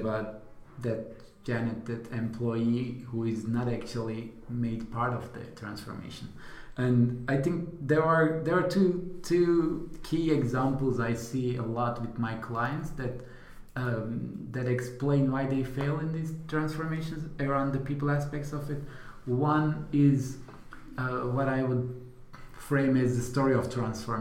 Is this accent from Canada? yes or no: no; Turkey; moved away; I am originally from Turkey